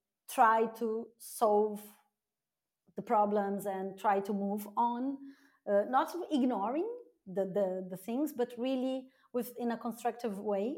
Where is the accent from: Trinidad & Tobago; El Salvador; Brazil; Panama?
Brazil; South Region; moved away as an adult; also born or lived in Rio de Janeiro, Brazil; now in Berlin, Germany; my hometown in Brazil, it's considered a small town and it's 250,000 inhabitants.